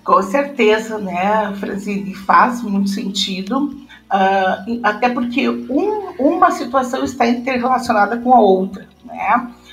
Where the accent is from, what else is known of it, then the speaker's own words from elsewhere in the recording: Sobradinho, Rio Grande do Sul, Brazil; Nasci né, em 1966, numa localidade no interior de Sobradinho, que é um município na região central aqui do Rio Grande do Sul